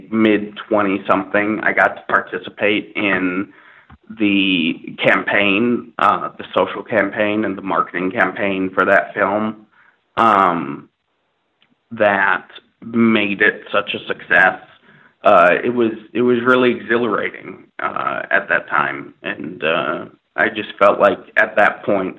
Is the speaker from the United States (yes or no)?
yes; Minnesota, United States; now in Los Angeles, United States; I grew up in Minnesota, in a suburb of Minnesota